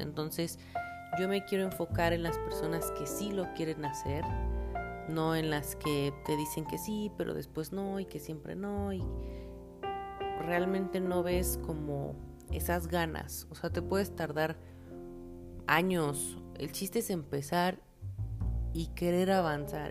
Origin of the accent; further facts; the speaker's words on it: Mexico; also born or lived in El Salvador; Yo nací aquí en México, pero me fui a vivir un tiempo a El Salvador